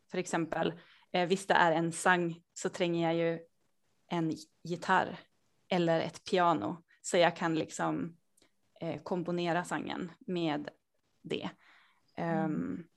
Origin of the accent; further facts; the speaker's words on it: Sweden; also born or lived in Norway / Denmark; jag bor och kommer från Sverige. Eh, jag har finska föräldrar